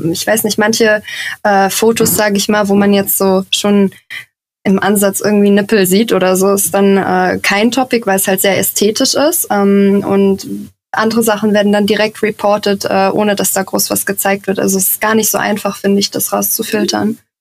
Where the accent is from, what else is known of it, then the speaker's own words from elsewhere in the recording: Giessen, Hesse, Germany; now in Hamburg, Germany; Ich komme äh, ursprünglich aus Gießen. Das ist in der Nähe von Frankfurt.